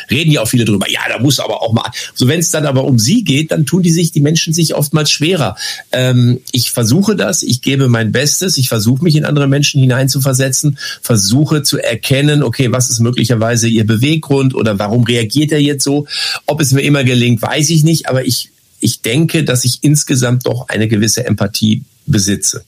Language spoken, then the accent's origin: German; Lippstadt, North Rhine-Westphalia, Germany; Ich bin behütet aufgewachsen in Lippstadt, eine Kleinstadt in Westfalen